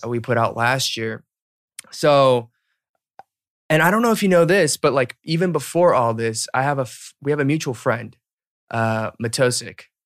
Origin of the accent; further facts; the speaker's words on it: Marietta, Georgia, United States; moved away as an adult; also born or lived in Duluth, Georgia / Alpharetta, Georgia / Boston; I was born and raised there, so, like, from zero to eighteen